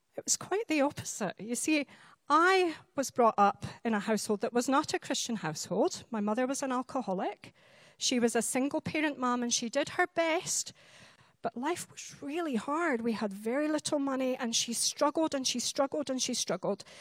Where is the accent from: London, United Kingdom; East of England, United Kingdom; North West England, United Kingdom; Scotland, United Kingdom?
Scotland, United Kingdom; Highlands of; I'm a Highland lass. I'm from the Highlands of Scotland.